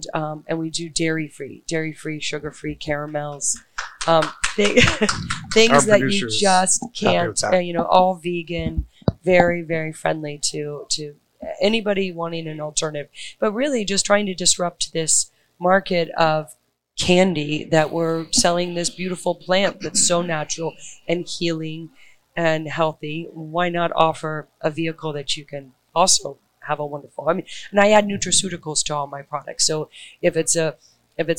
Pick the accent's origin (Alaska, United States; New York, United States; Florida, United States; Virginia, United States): New York, United States; New York City; I hail from Brooklyn